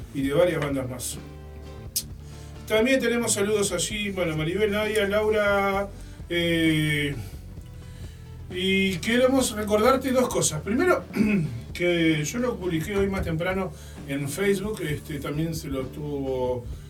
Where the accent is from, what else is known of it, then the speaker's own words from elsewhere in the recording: Uruguay; como buen uruguayo que soy